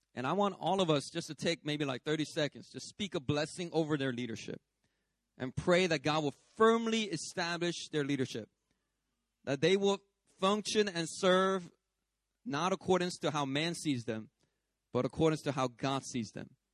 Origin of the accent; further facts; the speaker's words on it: United States; moved away as an adult; now in Sydney, Australia; I grew up in America. I'm a Korean American, is how most people call it